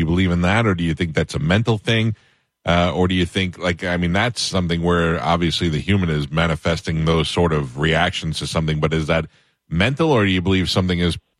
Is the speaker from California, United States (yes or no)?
no; New York, United States; moved away; Now, I grew up in New York.